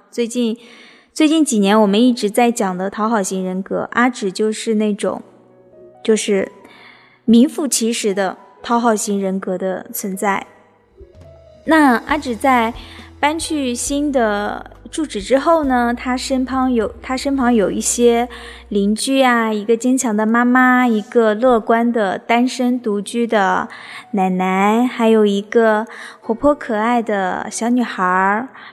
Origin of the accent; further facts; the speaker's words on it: China; 我们中国